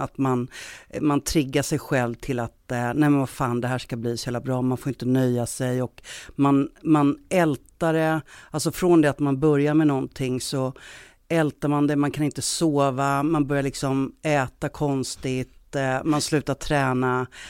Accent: Stockholm, Stockholm County, Sweden; moved away as an adult; now in Gothenburg, Sweden; Jag är från Stockholm, men jag har bott i Göteborg ganska många år nu

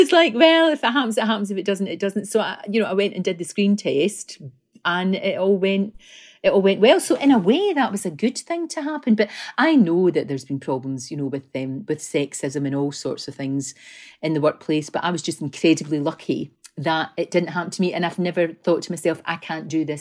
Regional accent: Scotland, United Kingdom

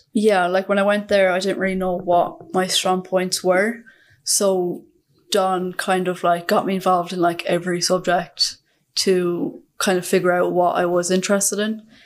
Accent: Glanmire, Munster, Ireland; also born or lived in Waterford; I'm from Cork

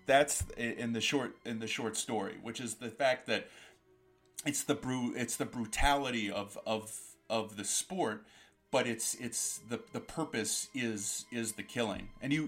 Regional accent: Canada; Now, I say that the hockey thing is important, because being Canadian

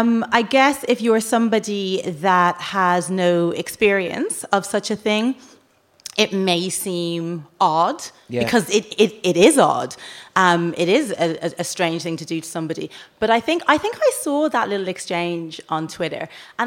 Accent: Dublin, Leinster, Ireland; moved away as an adult; I grew up in Rialto, yeah.

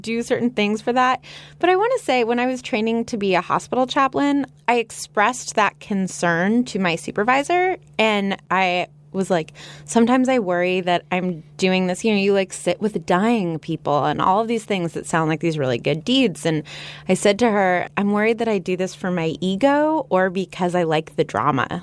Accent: Los Angeles, California, United States; I'm from Los Angeles

